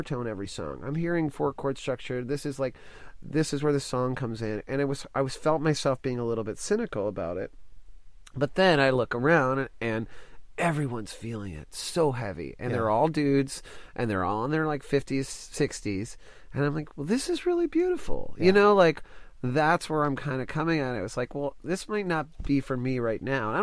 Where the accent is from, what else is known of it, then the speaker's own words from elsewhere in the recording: Dallas, Texas, United States; I grew up in Dallas